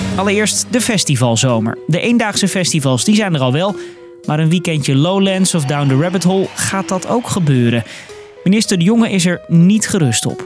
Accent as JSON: {"language": "Dutch", "country": "Netherlands", "said": "als Nederlanders"}